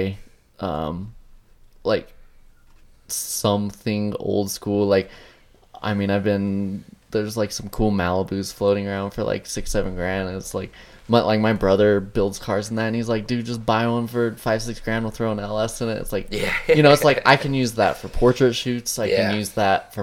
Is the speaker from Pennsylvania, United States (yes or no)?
no; Nephi, Utah, United States; I was raised in Nephi. It's a little small 5,000 person town.